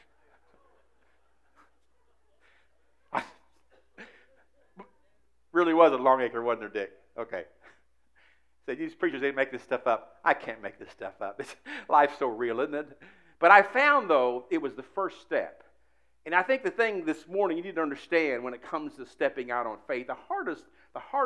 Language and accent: English; Indianapolis, Indiana, United States; Years ago, I was raised in Indianapolis